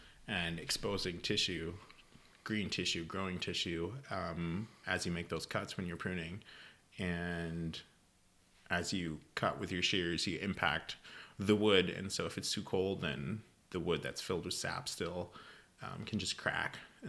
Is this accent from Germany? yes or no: yes; Germany; accent: Californian; English is a second language; also born or lived in California; years in college at UC Davis in California, so that is the accent that you can hear there. As I said, born and raised in Germany, and discovered wine after high school